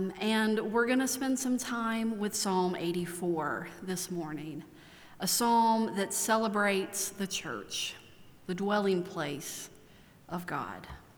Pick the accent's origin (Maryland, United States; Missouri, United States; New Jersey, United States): Maryland, United States; now in Asheville, United States; I could tell you that I'm from Maryland. It's where my parents are both from, my extended family lives.